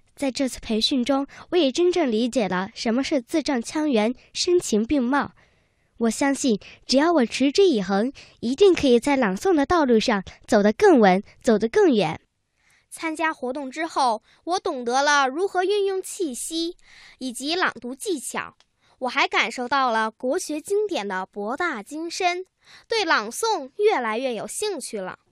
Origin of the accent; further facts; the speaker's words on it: Meishan, Sichuan, China; 来自四川梅山